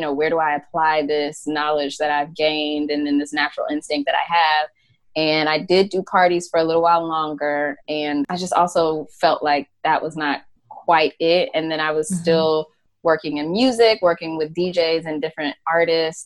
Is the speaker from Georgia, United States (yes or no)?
yes; Atlanta, Georgia, United States; I'm from Atlanta, even though I wasn't born there